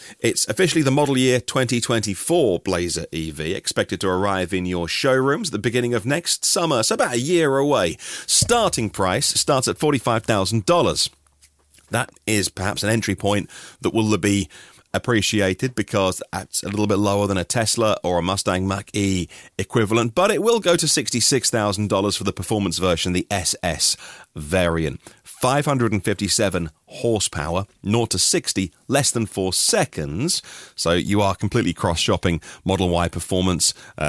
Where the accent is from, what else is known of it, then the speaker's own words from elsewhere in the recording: East of England, United Kingdom; accent: Norfolk; I grew up in Norfolk in East Anglia. I haven't got the Norfolk accent. Or I can still do it if I try. All right, boy, I am from Norfolk, but I don't speak like that, like many of my family still do.